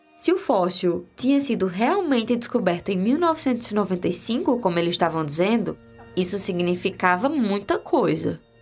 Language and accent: Portuguese; Crato, Ceará, Brazil; Eu cresci no Crato, na região do Cariri, sul do Ceará